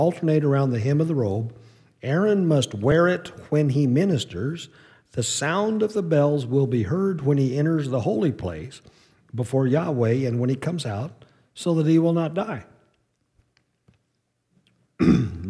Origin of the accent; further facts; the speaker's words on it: New Mexico, United States; I grew up in New Mexico